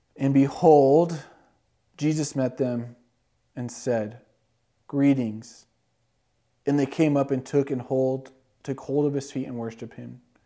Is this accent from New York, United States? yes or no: no; California, United States; Growing up in California